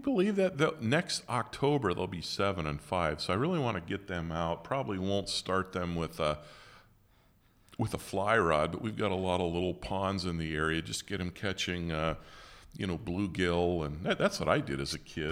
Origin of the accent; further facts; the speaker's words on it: West Branch, Michigan, United States; I was born in West Branch